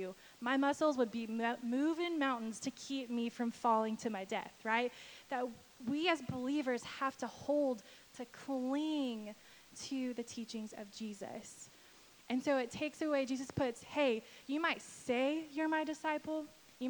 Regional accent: Texas, United States; I'm from Texas

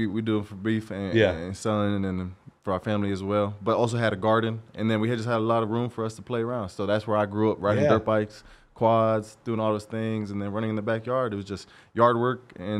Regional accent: Albany, Oregon, United States; also born or lived in Corvallis; I'm from Albany, {S0} okay. {S1} a small town, right next to Corvallis.

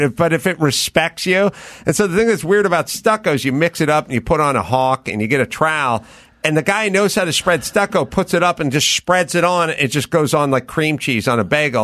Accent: Los Angeles, California, United States; I grew up out here in North Hollywood

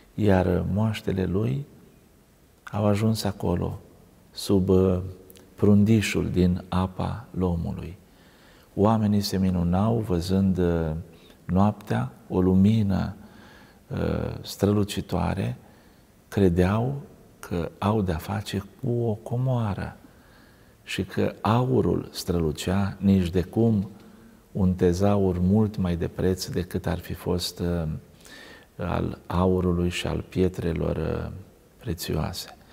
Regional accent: Romania; oamenii din satul meu, natal

